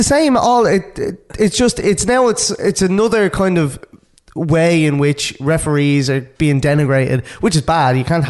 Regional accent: Ireland; lads, we're Irish.

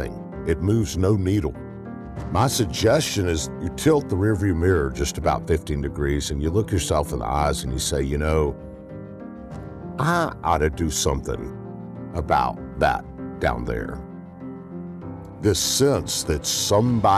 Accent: Memphis, Tennessee, United States; In Memphis, my hometown

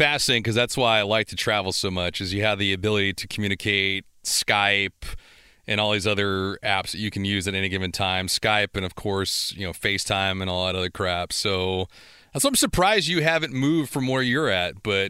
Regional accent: San Pedro, California, United States; being from San Pedro

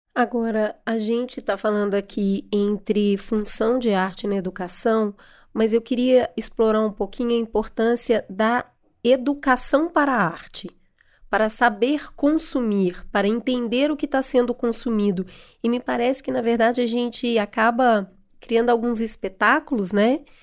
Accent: Brazil; a gente, enquanto brasileiro

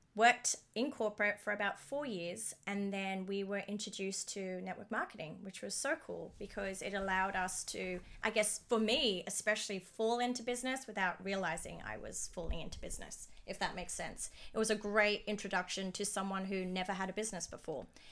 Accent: Dubai, United Arab Emirates; moved away as an adult; also born or lived in Sydney, Australia; I grew up in, born and raised in Dubai

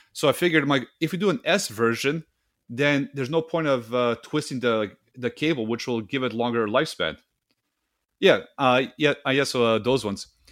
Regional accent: Serbia; English is a second language; now in Canada; my home country of, uh, Serbia

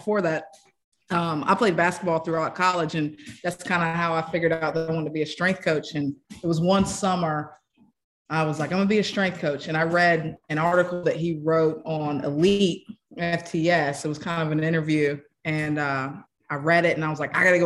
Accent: Camden County, North Carolina, United States; moved away; Right outside the Outer Banks, place called Camden County, North Carolina

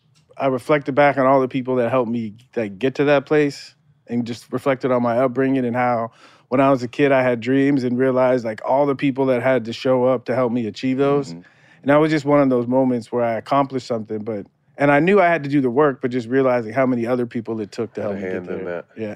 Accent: San Diego, California, United States; Growing up in San Diego watching Tony Gwynn, I thought I was going to be like the next Tony Gwynn.

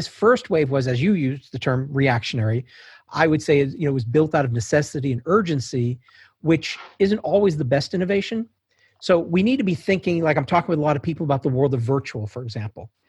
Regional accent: Fort Wayne, Indiana, United States; Started in Fort Wayne, Indiana.

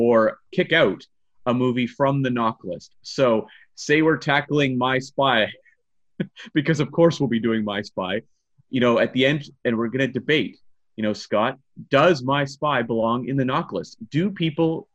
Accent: Canada; being Canadian

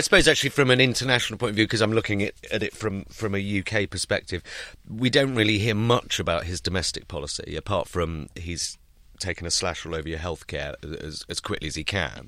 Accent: United Kingdom; I'm British and I am a political satirist

